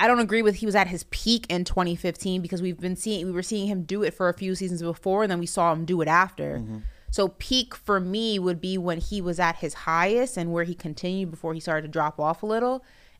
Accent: New York, United States; moved away as an adult; also born or lived in Miami; as a Knicks fan, mind you, I'm fresh from New York, too.

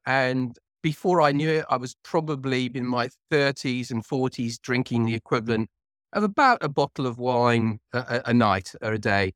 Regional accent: Cardiff, Wales, United Kingdom; now in near London, United Kingdom; I'm originally from Cardiff, which is the capital of Wales

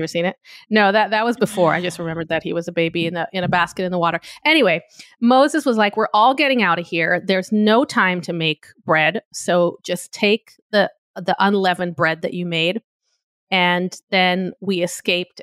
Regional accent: Tel Aviv, Tel Aviv District, Israel; moved away; where I grew up in Tel Aviv

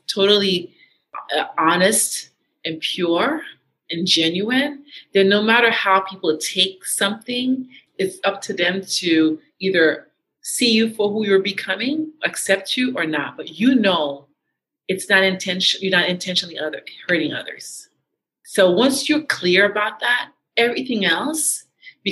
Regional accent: Haiti; moved away; also born or lived in New York City, United States; I am a Haitian American. I was born in New York City and I was raised in Haiti

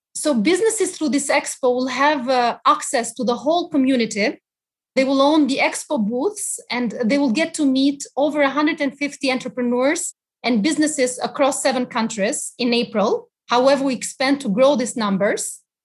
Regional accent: Albania; moved away; my personal experiences growing up in Albania

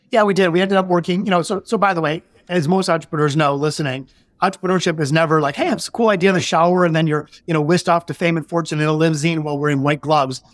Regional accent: Detroit, Michigan, United States; we're both from Detroit, born in the city

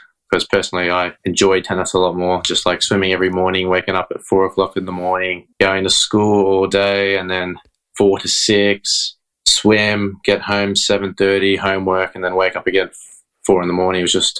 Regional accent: Sydney, New South Wales, Australia; also born or lived in Iba, Zambales, Philippines; I was originally born in the Philippines in Ibo Zambales. And then when I was 6 months old, I think Dad and Mum decided they wanted to live in Australia. All of us, we all came here.

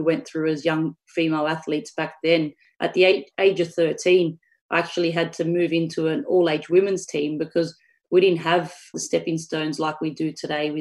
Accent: Australia

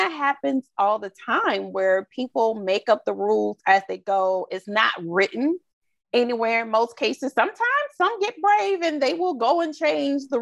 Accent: the South, United States; Again, I'm from the Bible Belt South.

